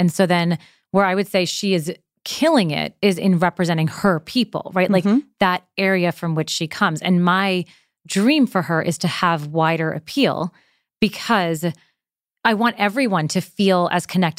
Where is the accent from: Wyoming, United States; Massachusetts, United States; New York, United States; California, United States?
New York, United States; I'm from New York, so I have heard it.